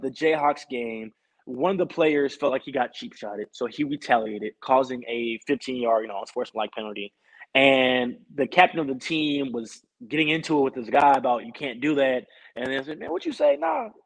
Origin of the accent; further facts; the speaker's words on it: Houston, Texas, United States; moved away as an adult; also born or lived in Green Bay, Wisconsin; back here in my hometown in Houston, Texas